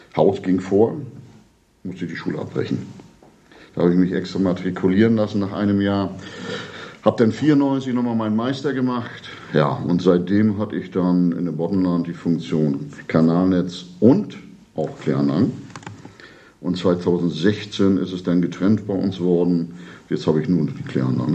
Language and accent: German; Rostock, Mecklenburg-Vorpommern, Germany; now in Ribnitz-Damgarten, Germany; Ich bin eigentlich ursprünglich Rostocker, ich bin hier auch geboren